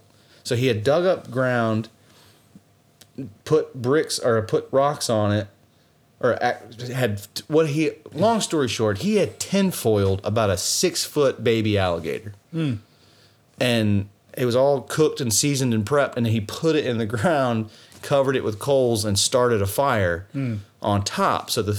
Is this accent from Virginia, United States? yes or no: no; Louisiana, United States; See, I'm Cajun. I've been around. I know what to eat and what not to eat.